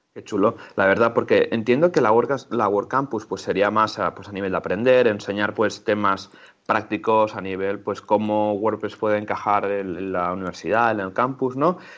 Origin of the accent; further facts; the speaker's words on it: town of the Candelera fair, Catalonia, Spain; mi pueblo, donde, donde me crié básicamente, que es candelera.cat